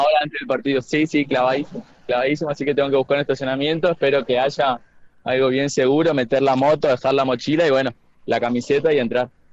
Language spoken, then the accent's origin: Spanish; La Plata, Buenos Aires Province, Argentina; now in Corrientes, Argentina; Nací en La Plata, vivo hace muchos años acá